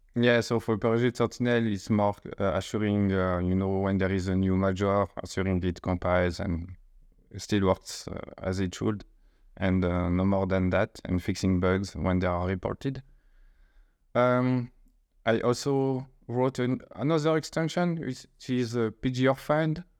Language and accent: English; eastern France, France; accent: French; English is a second language; I grew up in the, uh, east of France